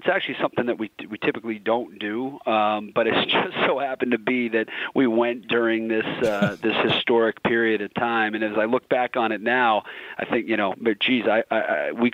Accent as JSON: {"language": "English", "town": "Boston", "region": "Massachusetts", "country": "United States", "tie": "born or raised there", "said": "I grew up in Boston. I've lived this my whole life."}